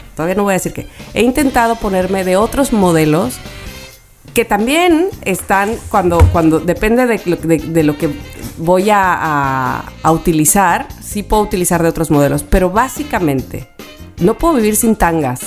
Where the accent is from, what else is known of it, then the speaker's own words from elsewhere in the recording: Veracruz, Mexico; siendo jarocha